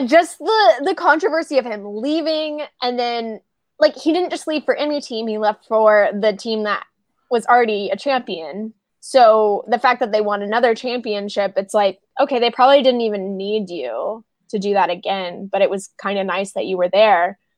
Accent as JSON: {"language": "English", "region": "Oklahoma", "country": "United States", "accent": "Oklahoma", "said": "my Oklahoma accent came out"}